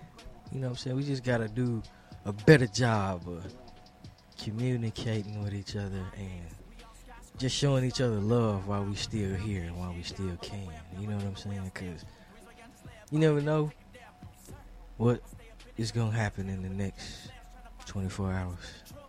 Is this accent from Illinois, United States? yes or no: yes; Chicago, Illinois, United States; I get straight to the goddamn point. I'm from